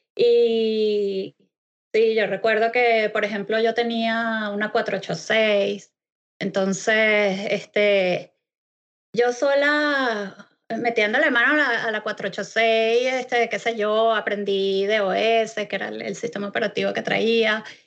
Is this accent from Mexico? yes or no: no; Venezuela; moved away as an adult; now in Scotland, United Kingdom; desde hace tres años salí de Venezuela y me mudé a la hermosísima Escocia